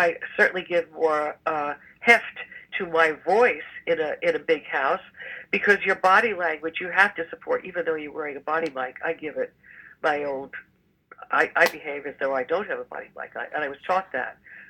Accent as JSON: {"language": "English", "town": "Jersey City", "region": "New Jersey", "country": "United States", "tie": "born or raised there", "said": "I was born and raised in Jersey City"}